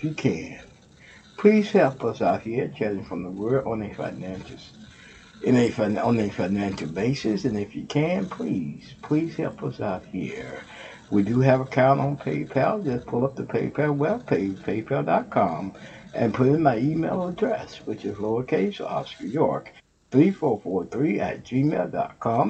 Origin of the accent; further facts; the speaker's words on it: Texas, United States; now in Ohio, United States; I'm from Texas